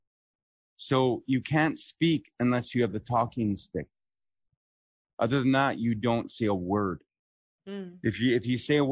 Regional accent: Alberta, Canada; born or raised there

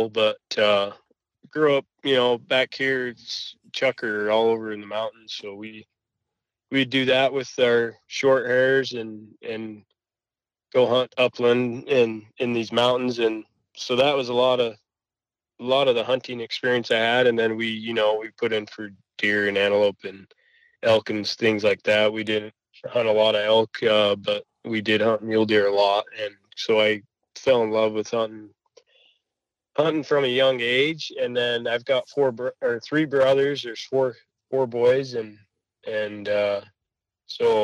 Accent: northern Nevada, United States; I was born and raised out in Nevada, northern Nevada

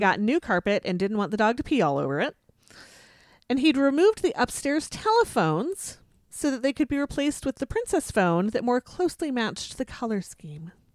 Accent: Minnesota, United States; I grew up here

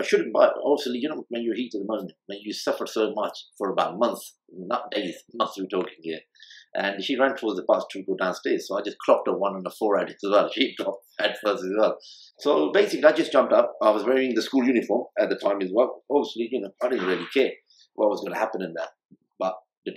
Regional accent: Chesham, South East England, United Kingdom; also born or lived in Jhelum, Pakistan / High Wycombe / Barcelona, Spain; Then I was there in England, Chesham

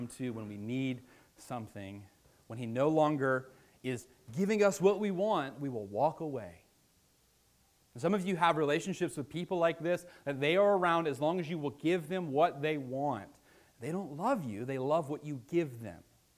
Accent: Virginia, United States; I'm from Virginia

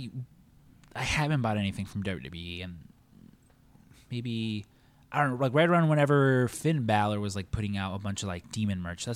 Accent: Mexico; I'm Mexican

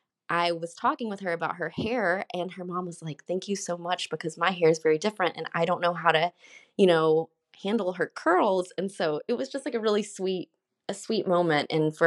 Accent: Alabama, United States; So very similar to me growing up in Alabama, and so she doesn't see many people who look like her.

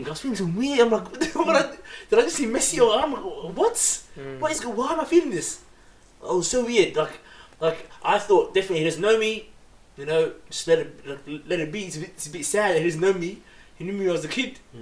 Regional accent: Melbourne, Victoria, Australia; also born or lived in Footscray, Melbourne; I left Carlton when I was 19 years old. Lived in the Footscray, Braybrook area, 10 years.

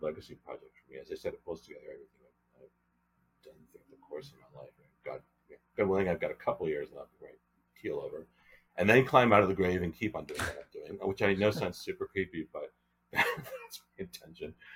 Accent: Newton, Massachusetts, United States; moved away as an adult; also born or lived in Annapolis, Maryland / Europe; now in Los Angeles, United States; the Newton, Massachusetts, again my hometown creative arts program

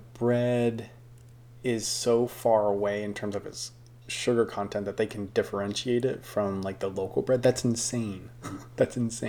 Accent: United States

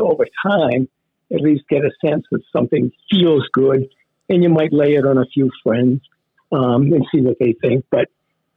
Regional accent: Weymouth, Massachusetts, United States; also born or lived in Boston; Weymouth was my home turf, you know, born in Boston. But when I was very young, my family moved down to the South Shore

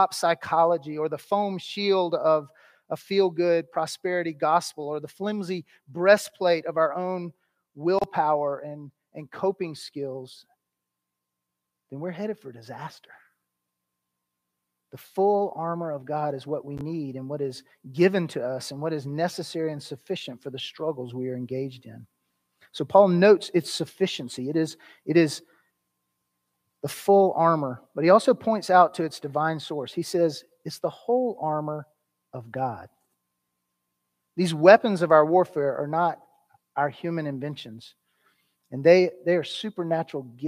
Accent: United States; as American Christians

